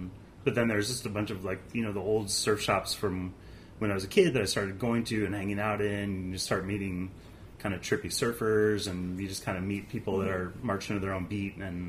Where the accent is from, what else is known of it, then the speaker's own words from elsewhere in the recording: San Diego, California, United States; moved away as an adult; also born or lived in Santa Cruz, California / San Francisco, California; San Diego native. I was born in Pacific Beach, 1974. I went to school up in Santa Cruz.